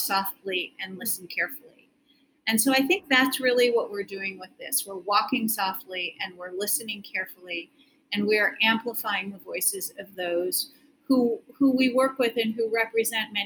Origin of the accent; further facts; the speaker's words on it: Milwaukee, Wisconsin, United States; I grew up in the suburbs of Milwaukee